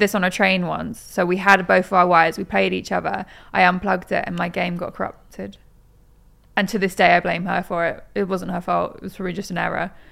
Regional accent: Norwich, East of England, United Kingdom; moved away as an adult; also born or lived in Manchester; now in London, United Kingdom; I am from Norwich, but I'd moved from Manchester 'cause I was at uni there

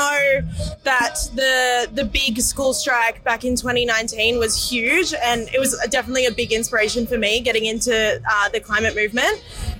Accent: Coffs Harbour, New South Wales, Australia; I'm from Coffs Harbour.

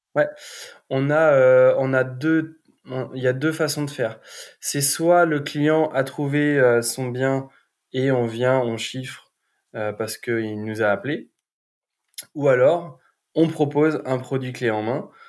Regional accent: Vannes, Brittany, France; also born or lived in Nantes; moi, je suis originaire de Vannes

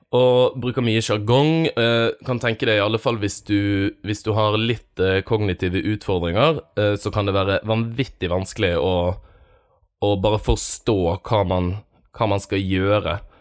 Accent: Bergen, Vestland, Norway; som bergenser

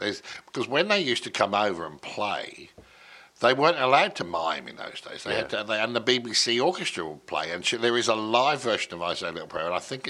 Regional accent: Portsmouth, South East England, United Kingdom; moved away as an adult; I was born in Portsmouth.

